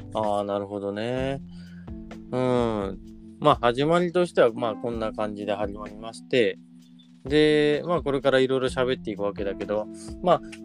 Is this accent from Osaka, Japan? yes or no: no; Oita, Japan; 大分県出身